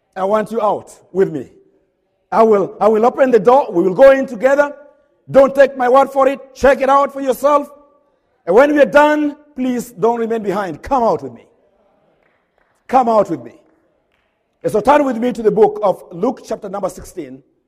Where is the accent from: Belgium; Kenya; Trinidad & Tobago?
Kenya; now in Hodgenville, United States; I'm a Kenyan